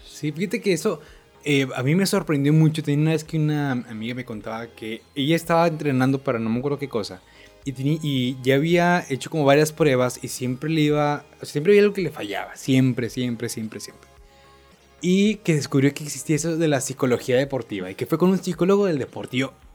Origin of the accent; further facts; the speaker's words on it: Monterrey, Nuevo León, Mexico; yo como regio